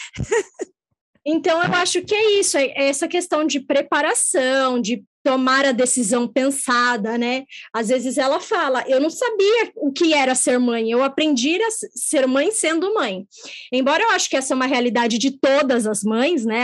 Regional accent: São Paulo, Brazil; nós nascemos em São Paulo

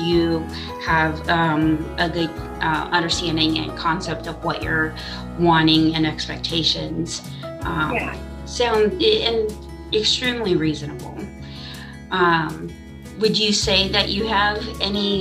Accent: California, United States; now in Midwest, United States; we're from California living in the Midwest

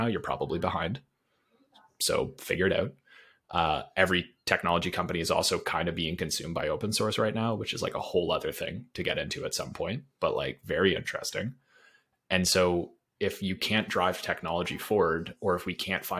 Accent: Canada; as a Canadian

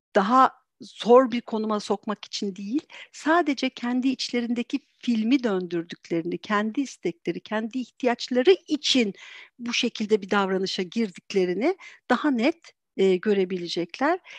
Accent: Antalya, Turkey; moved away as an adult; now in Istanbul, Turkey; ben aslen Antalyalıyım. Eee, o zaman Antalya'da yaşıyordum. Şu anda İstanbul'dayız.

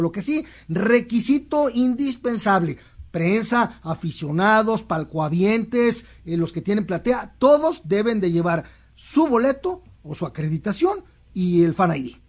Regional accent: Guadalajara, Jalisco, Mexico; yo como tapatío

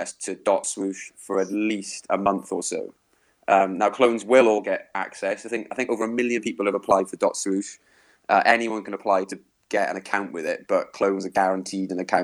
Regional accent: Wales, United Kingdom; I'm Welsh

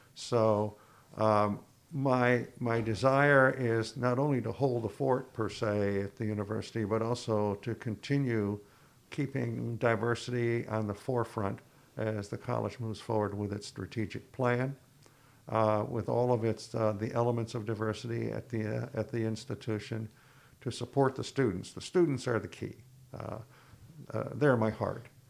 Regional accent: Ithaca, New York, United States; now in Plattsburgh, United States; I was from Ithaca

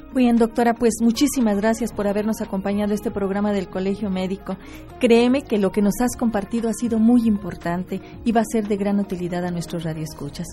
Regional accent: Querétaro, Mexico; esta tierra queretana que nos vio nacer

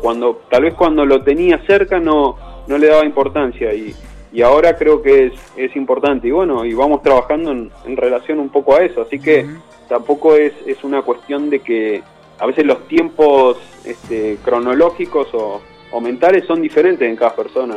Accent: Bahía Blanca, Buenos Aires Province, Argentina; moved away as an adult; also born or lived in Coronel Dorrego; now in Madrid, Spain; nací en Bahía Blanca, eh, después, bueno, hice mi adolescencia en Coronel Dorrego, ahí a 100 kilómetros de, Bahía

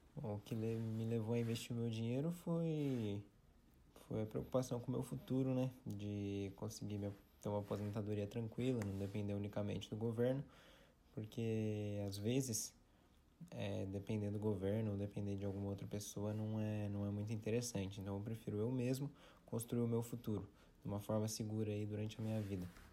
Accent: Taubaté, São Paulo, Brazil; sou aqui de Taubaté

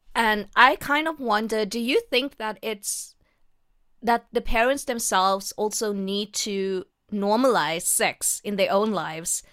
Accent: South Africa; I am born and brought up in South Africa

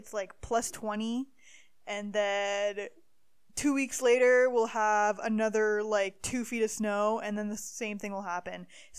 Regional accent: Timmins, Ontario, Canada; now in Calgary, Canada; I'm from Timmins, Ontario.

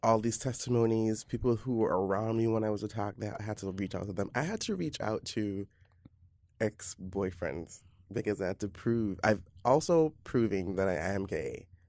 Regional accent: Belize; moved away as an adult; now in New York, United States; I'm from Belize in Central America, and I've been living in New York off and on

